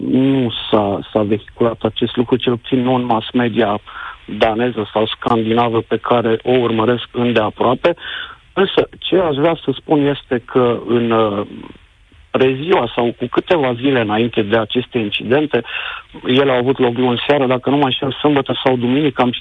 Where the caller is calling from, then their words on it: Denmark; Întâmplarea face să te sun de la nici 150 de kilometri de incidentele de la gazoductele din Marea Baltică te sunt din Danemarca